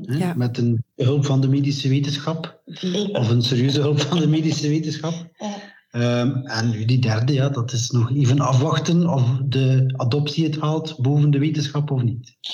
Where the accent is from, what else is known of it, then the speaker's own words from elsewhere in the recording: West Flanders, Belgium; Ik ben van West-Vlaanderen